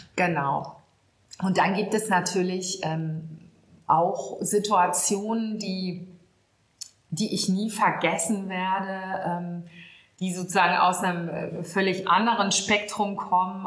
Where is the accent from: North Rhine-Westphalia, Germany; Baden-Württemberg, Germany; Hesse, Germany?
North Rhine-Westphalia, Germany; Münster; moved away as an adult; also born or lived in Hamburg; now in Ahrensburg, Germany; Gebürtig bin ich gar nicht von hier, sondern ich komme aus Westfalen. Bin in Münster geboren, aufgewachsen, habe da studiert und bin erst zum Vikariat nach Hamburg gekommen.